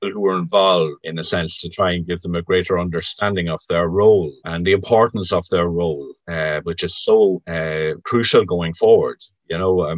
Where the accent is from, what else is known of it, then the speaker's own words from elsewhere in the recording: Virginia, Ulster, Ireland; I'm from Virginia in County Cavan. I'm a Cavan man.